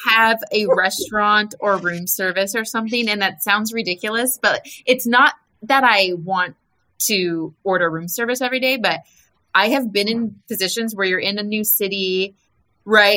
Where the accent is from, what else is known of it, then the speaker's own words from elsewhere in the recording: United States; we're American